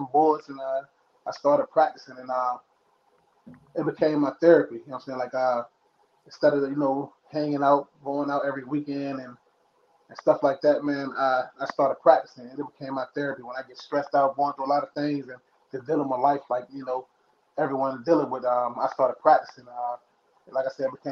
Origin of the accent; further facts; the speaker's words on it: Lynchburg, Virginia, United States; also born or lived in San Diego, California / El Cajon, California; now in Clifton Forge, United States; that's where I'm at now, but I'm originally from Lynchburg. So I bounced between, you know, Virginia and California. I used to live in San Diego, El Cajon